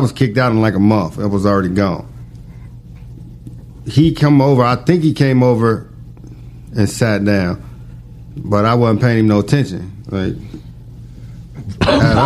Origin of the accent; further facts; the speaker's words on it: Covington, Kentucky, United States; I'm from Covington